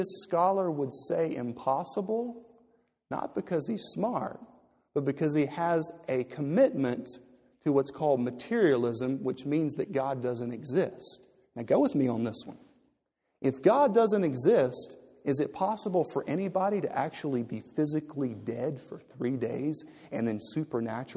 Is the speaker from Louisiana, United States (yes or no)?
yes; Louisiana, United States; when I was growing up in Louisiana, or when I was 15 and 16, we would go out in the swamps